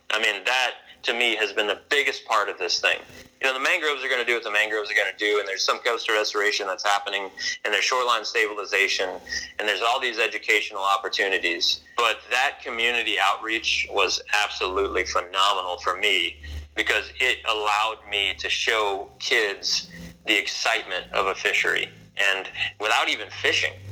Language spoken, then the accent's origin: English; Louisiana, United States; I moved back to Louisiana and was introduced to redfish for the first time in my life, even though I grew up in Louisiana.